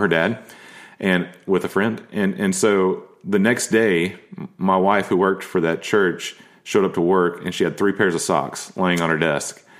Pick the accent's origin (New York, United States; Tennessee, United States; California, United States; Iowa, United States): Tennessee, United States; Nashville; growing up in Nashville, there's a code here